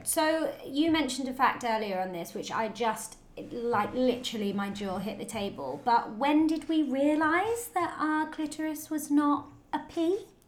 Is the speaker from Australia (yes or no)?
no; United Kingdom; being British